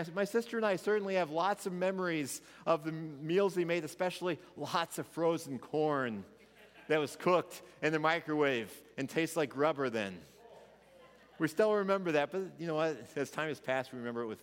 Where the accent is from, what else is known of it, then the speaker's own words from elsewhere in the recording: Missouri, United States; I was from Missouri